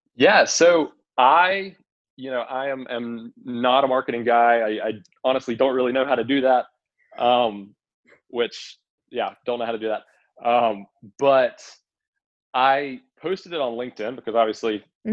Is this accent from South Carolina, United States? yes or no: yes; Columbia, South Carolina, United States; moved away as an adult; also born or lived in Indiana; I'm originally from Columbia, South Carolina